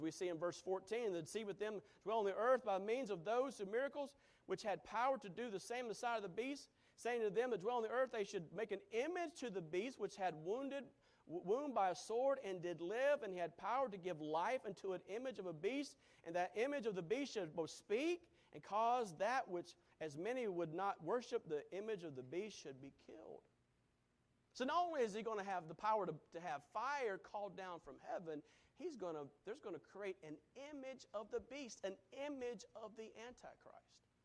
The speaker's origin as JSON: {"language": "English", "country": "United States", "said": "As an American"}